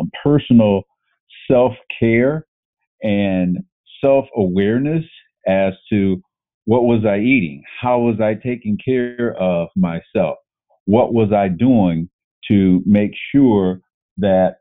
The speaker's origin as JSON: {"language": "English", "region": "Northern Ohio", "country": "United States", "tie": "born or raised there", "said": "I grew up in Northern Ohio, and that's football country"}